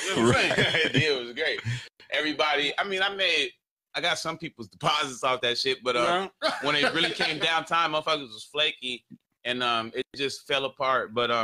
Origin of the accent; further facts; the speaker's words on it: the West, West Coast, United States; I'm from the West.